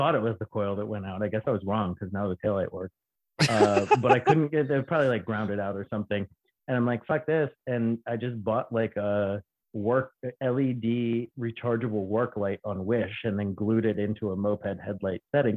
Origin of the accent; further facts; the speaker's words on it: Baltimore, Maryland, United States; I'm from Baltimore.